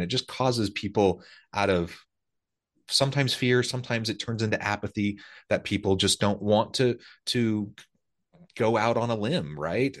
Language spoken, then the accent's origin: English; Salem, Oregon, United States; moved away; also born or lived in rural Missouri; I grew up in Salem, Oregon, South